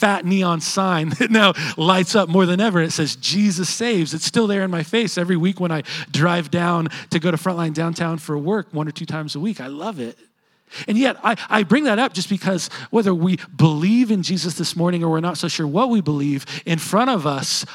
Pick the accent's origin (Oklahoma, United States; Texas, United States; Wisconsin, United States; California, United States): Oklahoma, United States; Edmond; I grew up living in Edmond